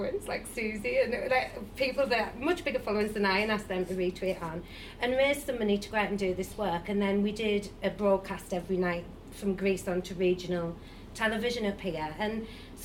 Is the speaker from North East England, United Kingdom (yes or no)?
yes; Sunderland, North East England, United Kingdom; moved away; I'm from Sunderland and everyone's pro-Brexit that I grew up